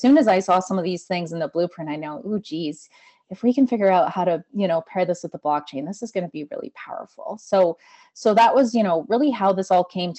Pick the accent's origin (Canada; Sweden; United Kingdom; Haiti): Canada; Calgary, Alberta; moved away as an adult; also born or lived in Australia; now in Nova Scotia, Canada; I grew up in Alberta. I was mind blown when I came to Nova Scotia